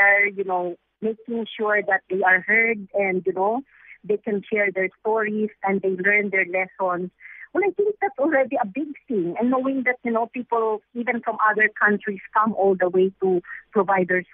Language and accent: English; Philippines; as a Filipino person